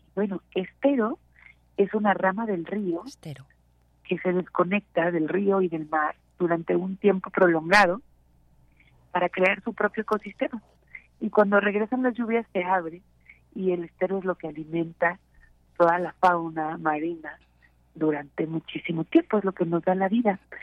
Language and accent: Spanish; Mexico; como mexicanos